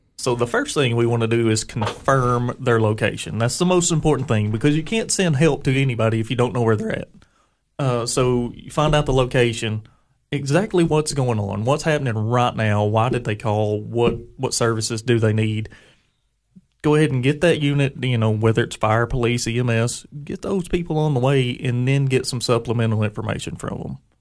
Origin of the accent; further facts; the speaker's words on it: Putnam County, Tennessee, United States; I grew up in Putnam County